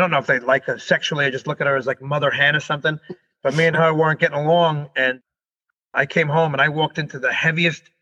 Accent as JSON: {"language": "English", "region": "New York", "country": "United States", "said": "we're New Yorkers"}